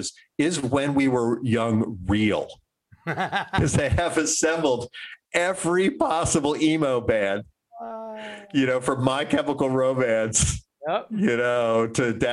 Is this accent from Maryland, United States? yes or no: yes; DC suburbs, Maryland, United States; I grew up in Maryland, in the DC suburbs in the 80s